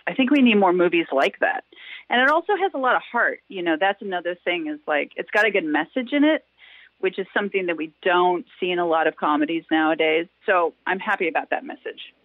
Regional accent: Wisconsin, United States; moved away as an adult; also born or lived in Los Angeles; I was born and raised in Wisconsin. I left when I was 18, went

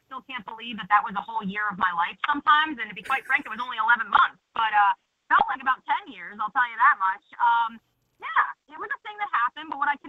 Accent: New Jersey, United States; now in Jacksonville, United States; I'm originally from New Jersey

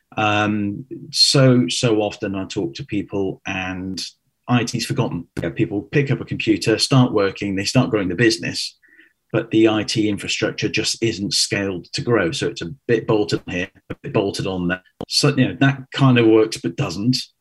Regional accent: Cheltenham, South West England, United Kingdom; moved away as an adult; also born or lived in London; 2004, moved to London from where I grew up in Cheltenham.

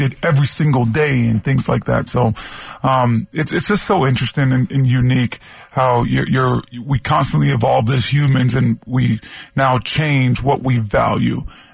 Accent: Toronto, Ontario, Canada; I played floor hockey growing up in Toronto a ton

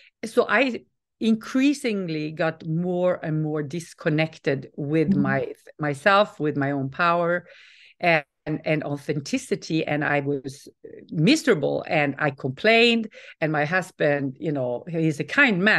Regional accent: Norway; moved away; also born or lived in Stockholm, Sweden / California, United States / the Alps; I'm Norwegian, but we moved from Stockholm to California

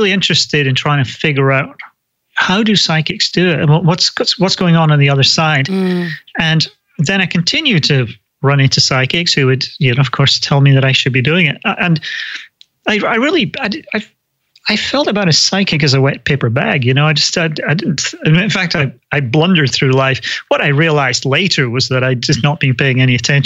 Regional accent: Scotland, United Kingdom; also born or lived in London / California; now in United States; I grew up in Scotland, lived for a long time in London, and then moved to the States

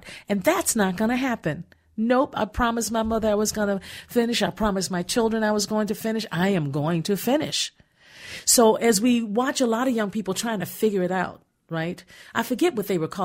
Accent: Gary, Indiana, United States; I was born in Gary, Indiana

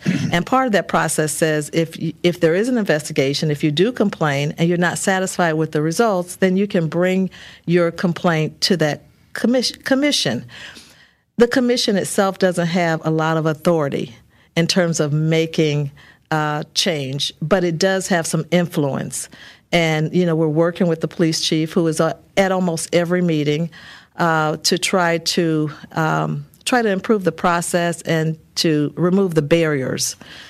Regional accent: Peoria, Illinois, United States; born or raised there

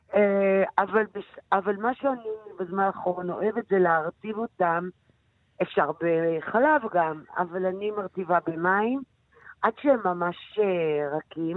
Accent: Jerusalem, Jerusalem District, Israel; בירושלים, של הבית של בית הוריי

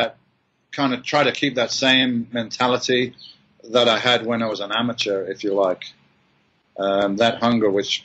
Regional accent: Birmingham, West Midlands, United Kingdom; I'm this guy from Birmingham in England

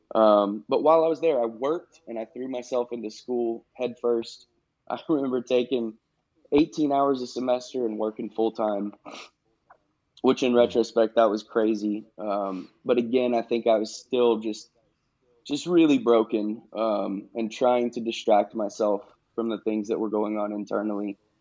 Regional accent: Knoxville, Tennessee, United States; I was born in Knoxville, Tennessee.

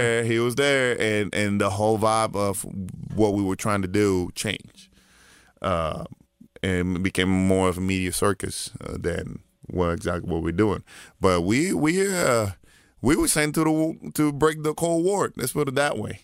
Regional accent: Puerto Rico; growing up in Puerto Rico

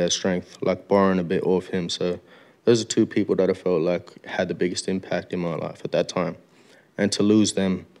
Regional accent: Melbourne, Victoria, Australia; also born or lived in Moree, New South Wales; growing up in Heidelberg and coming from Moree.

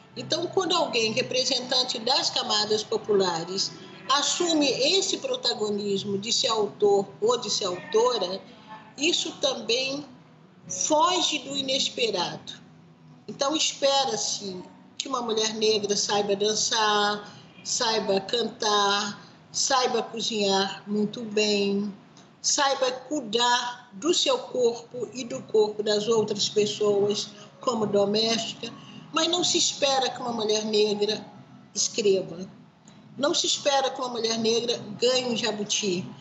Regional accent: Brazil; eu, como brasileira

